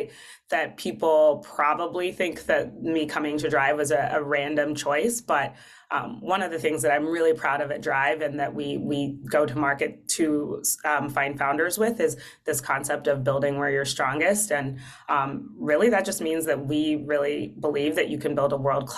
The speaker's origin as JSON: {"language": "English", "town": "Amarillo", "region": "Texas", "country": "United States", "tie": "born or raised there", "also_born_or_lived": "Notre Dame, Indiana", "moved": "as an adult", "lives_now": "Columbus, United States", "said": "I grew up in Amarillo, Texas"}